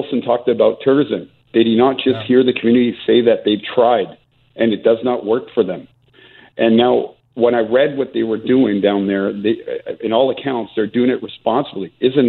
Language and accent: English; British Columbia, Canada; as British Columbian and as a Canadian, this is not who we are.